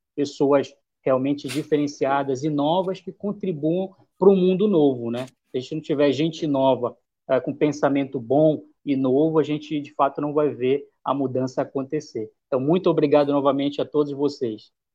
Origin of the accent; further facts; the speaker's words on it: Belém, Pará, Brazil; also born or lived in Marabá; onde eu nasci, né, de Belém, da região metropolitana